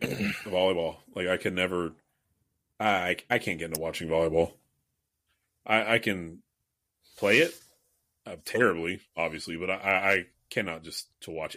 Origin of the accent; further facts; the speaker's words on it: United States; as an American